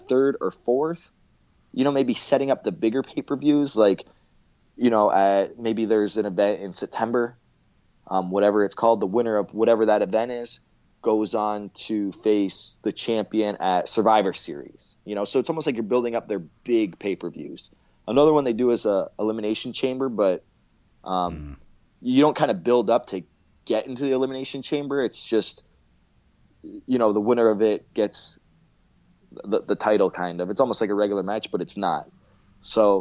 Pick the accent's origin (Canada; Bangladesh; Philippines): Canada; I'm Canadian